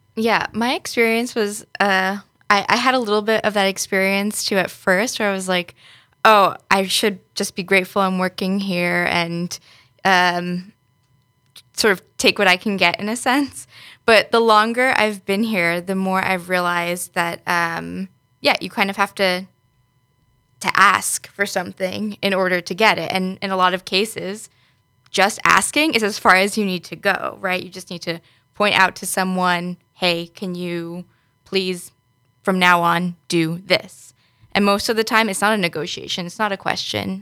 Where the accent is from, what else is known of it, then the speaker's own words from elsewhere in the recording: New York, United States; moved away as an adult; now in Netherlands; originally from New York in the U S